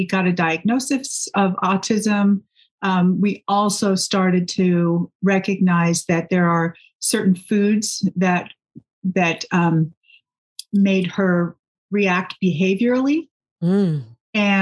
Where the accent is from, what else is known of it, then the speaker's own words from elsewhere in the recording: Texas, United States; I grew up in Texas, and those roots sometimes grab a hold of me